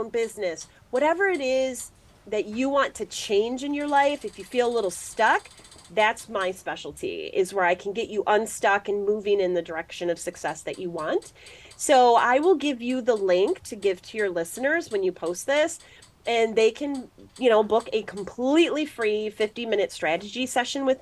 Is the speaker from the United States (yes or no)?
yes; Midwest, United States; I'm from the Midwest